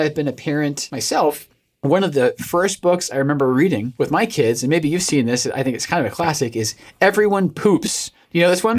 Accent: United Kingdom; I am a British man

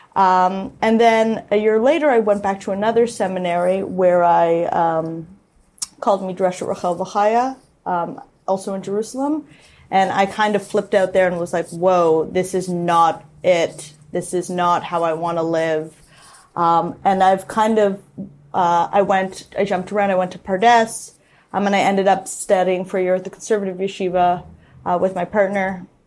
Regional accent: Toronto, Ontario, Canada; I grew up in Toronto in the Jewish parochial system.

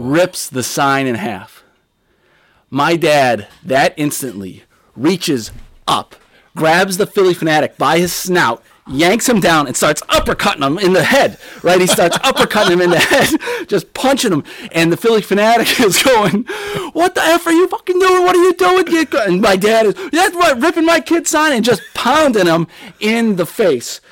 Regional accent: Pittsburgh, Pennsylvania, United States; I was born in Pittsburgh, Pennsylvania

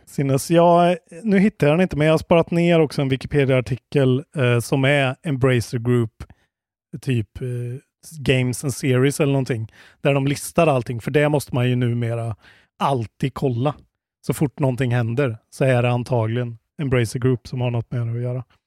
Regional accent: Sweden; man blir ju stolt som svensk

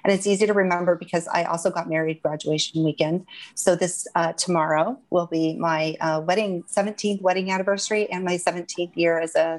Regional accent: Alaska, United States; Alaska is my home state. I had moved back there in 2010.

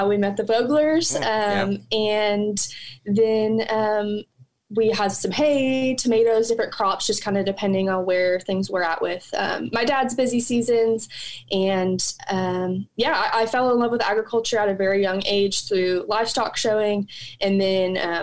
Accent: Northern California, United States; moved away as an adult; now in College Station, United States; I am originally from Northern California. I grew up on my family's ranch and farming operation

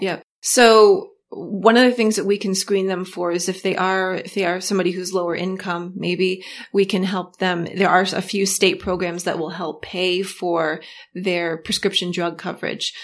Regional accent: Augusta, Maine, United States; I'm from Augusta, Augusta, Maine

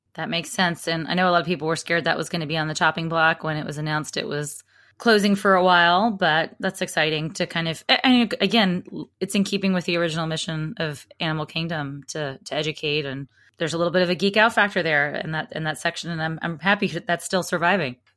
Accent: Alabama, United States; I'm from Alabama

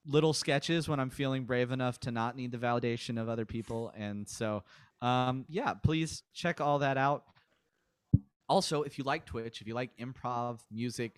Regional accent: Mobile, Alabama, United States; now in Florida, United States; I was born in Mobile, Alabama

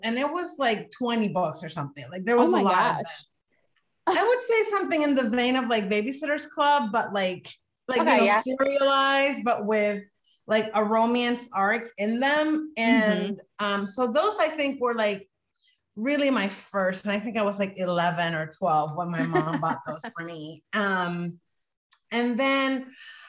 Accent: Dominican Republic; moved away as an adult; now in United States; I grew up in the Dominican Republic. So I was there until I was 23 and I moved to the US for graduate school.

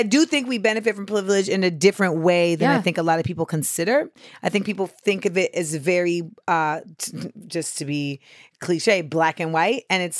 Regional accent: United States; Well, I'm, you know, Black American.

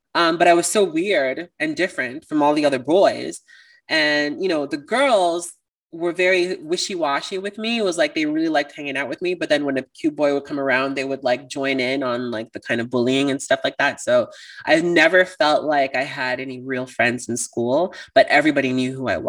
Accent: Toronto, Ontario, Canada; I'm from Toronto

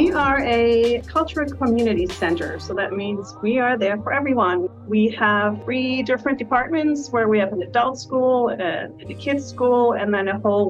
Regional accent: near Denmark, Northern Germany, Germany; moved away as an adult; now in United States; So I grew up in Germany in the north, but I'm all the way from the north, almost in Denmark. And I grew up there, went over as an au pair to America, went back, and then came back here.

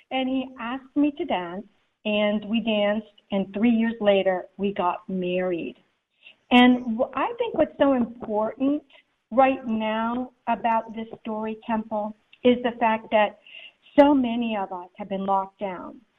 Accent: Germany; I grew up in Germany, um, so I'm seeing all these people dressed up as Daisy Mae and little Abner.

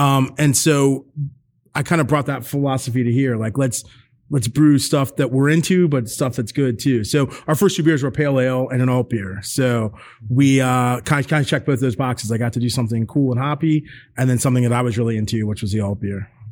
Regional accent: Northern Virginia, United States; moved away as an adult; also born or lived in Illinois / Maryland; I grew up in Northern Virginia

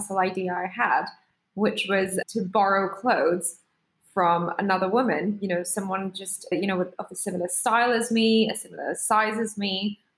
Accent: Singapore; English is a second language; moved away as an adult; now in United Kingdom; I'm an immigrant. I am from Singapore. I'm Indian, but I studied in the UK as an international student, worked really hard to get a job here and managed to stay here, got a visa and all that.

